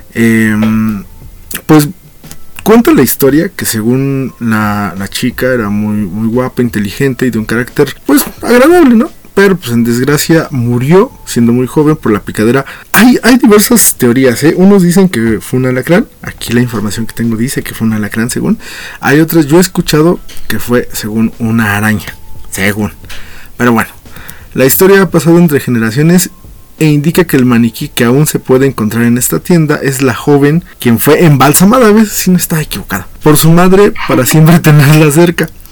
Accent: Mexico; lo que somos como mexicanos

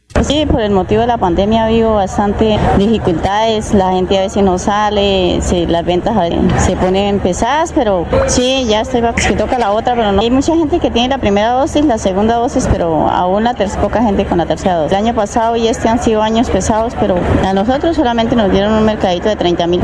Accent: Charalá, Santander, Colombia; moved away; also born or lived in San Gil; soy nacida en San Gil y cría en Charalá

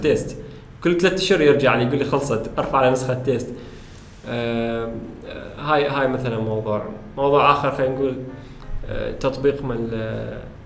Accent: Iraq; احنا كعرب كعراقيين

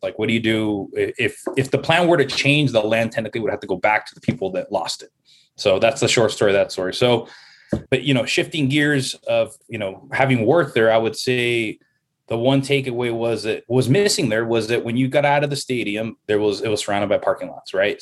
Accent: Los Angeles, California, United States; now in Las Vegas, United States; I am from Southern California, from Los Angeles

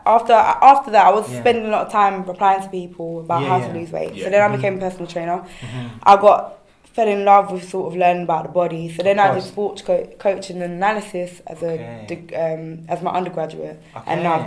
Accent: London, United Kingdom; I'm from South London, grew up in South London. Mm-hmm. I'm of mixed heritage.

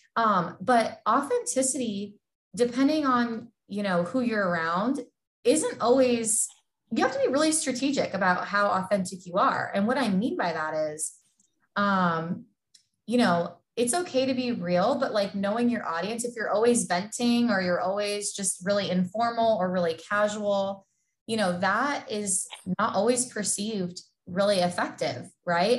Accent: Southern California, United States; moved away as an adult; now in Iowa, United States; born and raised in Southern California

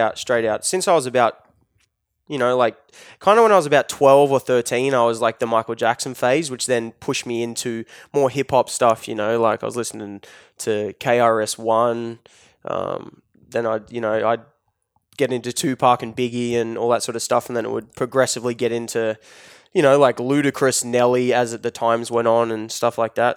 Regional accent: Newcastle, New South Wales, Australia; if you go twenty minutes, thirty minutes inland, you get farms, which is where I grew up

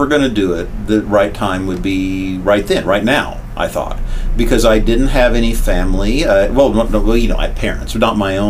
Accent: Wichita, Kansas, United States; moved away as an adult; I was in my hometown, which I loved dearly, in my Wichita, Kansas

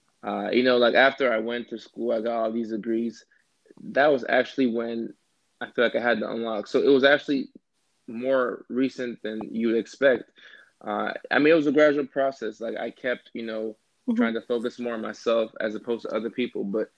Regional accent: Georgia, United States; not being accepted to any colleges in my home state, which was Georgia at the time.

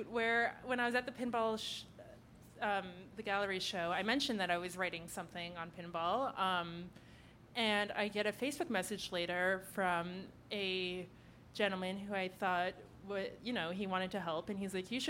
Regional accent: Ottawa, Ontario, Canada; now in Toronto, Canada; I'm from Ottawa

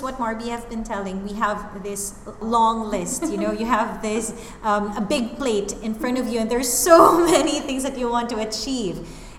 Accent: Philippines; being a Filipino

